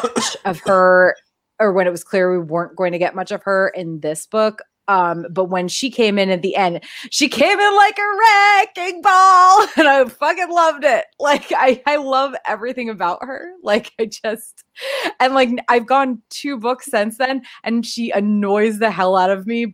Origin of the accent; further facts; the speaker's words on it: East Coast, United States; now in California, United States; I was raised on the East Coast.